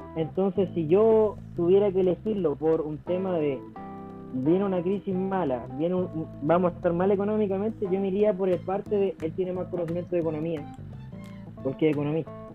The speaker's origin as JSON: {"language": "Spanish", "country": "Chile", "said": "vivimos como chilenos"}